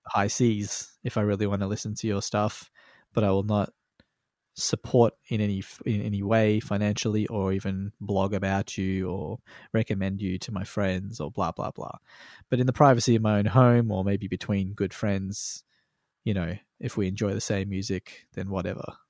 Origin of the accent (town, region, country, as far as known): Australia; born or raised there